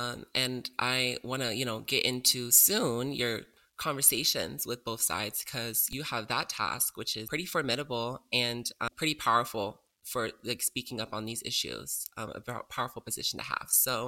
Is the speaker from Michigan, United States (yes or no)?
no; Georgia, United States; my home state of Georgia